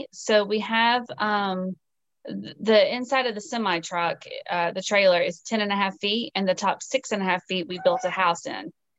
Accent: the South, United States; and I love to cook, you know, I'm from the South. So I cook, you know, good old fashioned Southern meals every night.

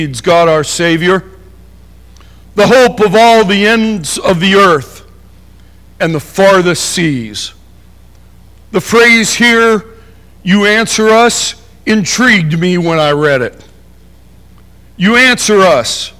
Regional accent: Appalachian Mountains, Pennsylvania, United States; I remember growing up in the Appalachian Mountains, Pennsylvania

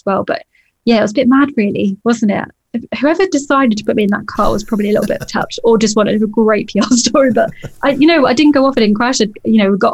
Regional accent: the Midlands, England, United Kingdom; moved away as an adult; also born or lived in Llandudno, North Wales; now in Wales, United Kingdom; originally I was from the Midlands, and hence why I went to all the local kart circuits

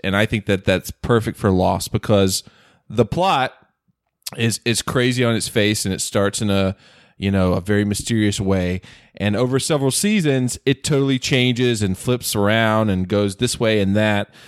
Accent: North Carolina, United States; accent: Southern; moved away as an adult; now in California, United States; I grew up in North Carolina, uh, one of the best states in the union

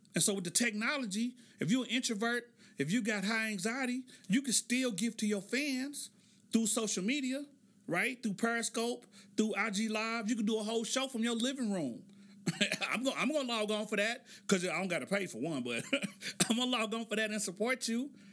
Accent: Oklahoma City, Oklahoma, United States; born or raised there

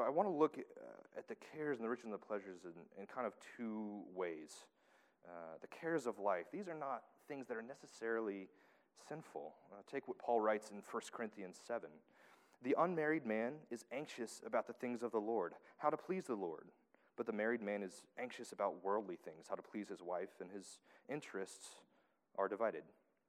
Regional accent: Tennessee, United States; moved away; I'm from Tennessee.

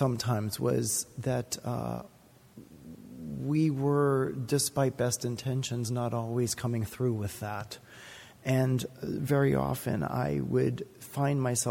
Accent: Boston, Massachusetts, United States; I grew up in the Conservative Baptist Church in Boston

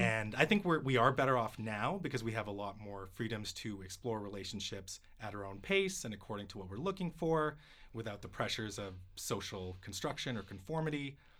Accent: Vancouver, British Columbia, Canada; my hometown

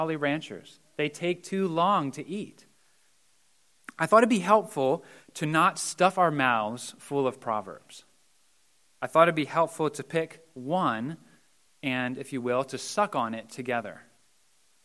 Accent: Mount Joy, Pennsylvania, United States; I grew up in Mount Joy and I graduated from Donegal.

